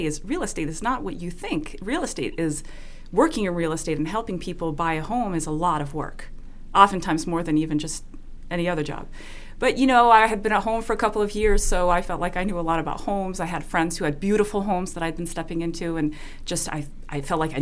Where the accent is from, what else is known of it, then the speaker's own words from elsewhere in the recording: Switzerland; English is a second language; moved away as an adult; now in Boston, United States; I was born and raised in Switzerland